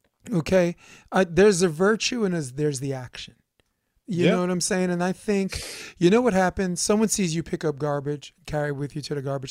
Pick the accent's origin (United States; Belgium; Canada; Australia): United States; New York; I'm a hater from New York, but I believe most people are good.